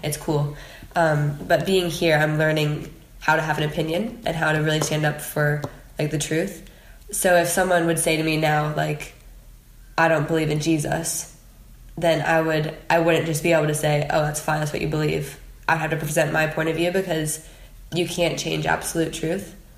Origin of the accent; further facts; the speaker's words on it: United States; moved away as an adult; being an American